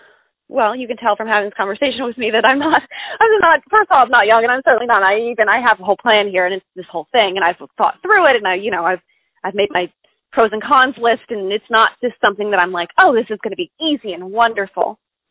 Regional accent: Texas, United States; bad at being a Texan, actually. Yeah, I know I'm really bad at it.

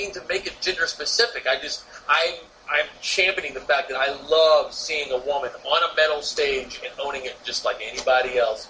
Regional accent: Texas, United States; moved away as an adult; also born or lived in New York; I was born and raised in Texas. Now, I lived in New York for about 7 years and just moved back.

